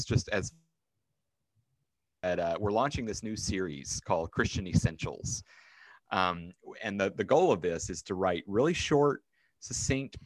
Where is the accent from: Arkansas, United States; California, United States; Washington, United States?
Arkansas, United States; also born or lived in Chicago / Minneapolis / Midwest; now in Pittsburgh, United States; I grew up in Arkansas